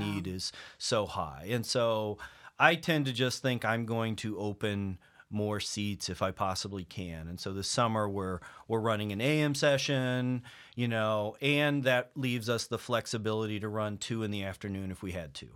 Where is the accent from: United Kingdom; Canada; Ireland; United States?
United States; Table Rock Lake, Missouri; moved away; I grew up on Table Rock Lake